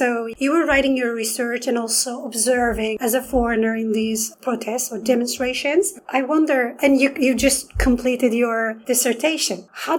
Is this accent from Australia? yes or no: no; Turkey; now in Kingston, Canada; in my case, in Turkey, because that's my home country.